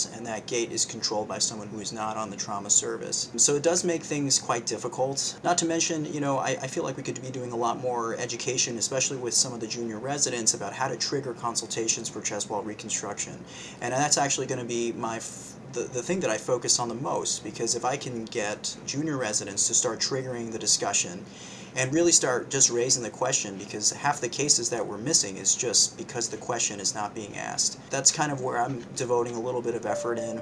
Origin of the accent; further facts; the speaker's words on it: New York City, New York, United States; moved away as an adult; also born or lived in Western Massachusetts; now in Massachusetts, United States; I was born and raised in New York City